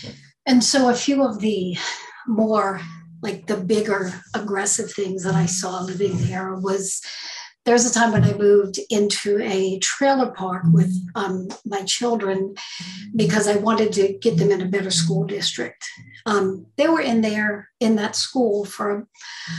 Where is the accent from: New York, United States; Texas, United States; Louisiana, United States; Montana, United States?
Louisiana, United States; St. Bernard Parish; I grew up in St. Bernard Parish, Louisiana